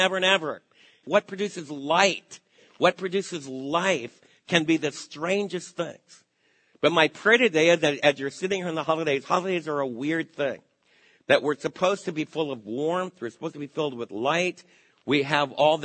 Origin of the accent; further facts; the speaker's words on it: New York, United States; Macy's, close to where I was raised in New York